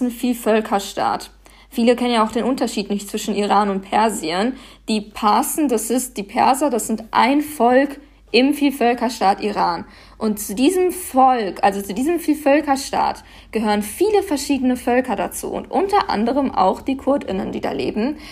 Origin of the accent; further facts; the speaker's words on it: Paderborn, North Rhine-Westphalia, Germany; now in Berlin, Germany; ich bin hier geboren und aufgewachsen